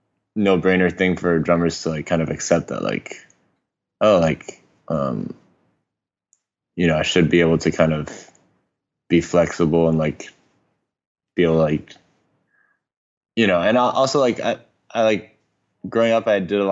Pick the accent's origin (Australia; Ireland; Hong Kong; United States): Hong Kong; Yeah. So I was born in Hong Kong in 1988, mm-hmm. and it was still a British colony at the time.